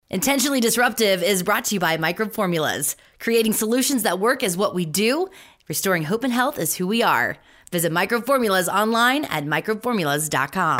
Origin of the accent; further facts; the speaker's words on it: Southern Ohio, United States; moved away as an adult; also born or lived in Minneapolis / Dallas / Houston; now in Hidden Springs, Idaho, United States; growing up in Southern Ohio, right on the border of Kentucky